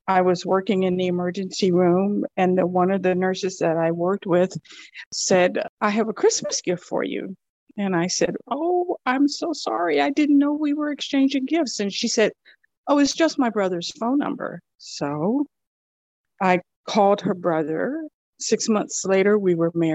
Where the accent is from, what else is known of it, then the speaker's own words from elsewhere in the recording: Miami, Florida, United States; moved away as an adult; now in Texas, United States; I grew up in Miami, Florida.